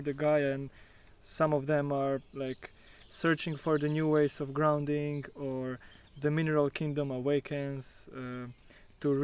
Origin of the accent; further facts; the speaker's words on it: Novigrad, Istria County, Croatia; moved away; my hometown Novigrad